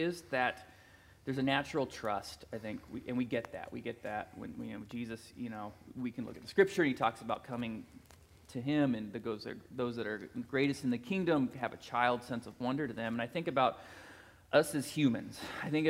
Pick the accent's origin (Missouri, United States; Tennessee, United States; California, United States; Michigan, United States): Missouri, United States; Plattsburg; I was a teenager from Plattsburgh, Missouri, that went to Northwest Missouri State